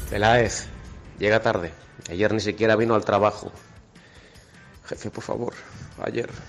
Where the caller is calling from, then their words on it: Puerto de Sagunto, Valencian Community, Spain; del Puerto Sagunto en Valencia. Por aquí me conoce todo Cristo, vamos.